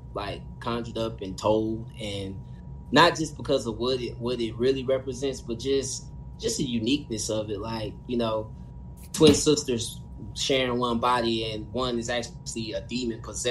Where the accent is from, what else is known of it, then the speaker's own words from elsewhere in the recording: Indiana, United States; I grew up in a rough hood. You know what I mean? I'm from Indiana